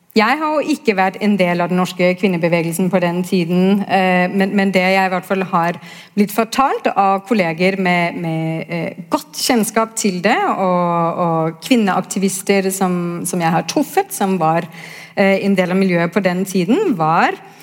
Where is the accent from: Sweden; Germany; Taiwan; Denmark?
Denmark; now in Norway; er jo født og oppvokst i Danmark